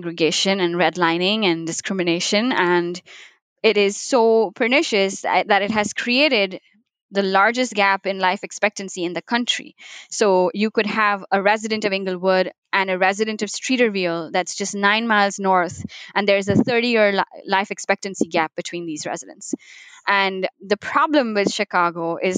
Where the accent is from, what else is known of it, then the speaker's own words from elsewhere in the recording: Mumbai, Maharashtra, India; moved away; I was born in Mumbai